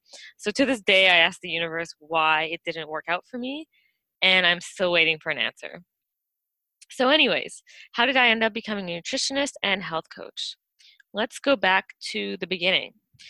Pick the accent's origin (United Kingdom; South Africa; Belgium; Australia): Belgium; born there; also born or lived in California / Vancouver; I was born in Belgium, spent most of my life moving back and forth between North America and Europe.